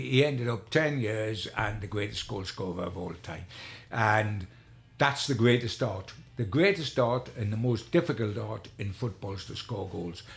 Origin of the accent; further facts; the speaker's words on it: Newcastle upon Tyne, North East England, United Kingdom; I'm a Geordie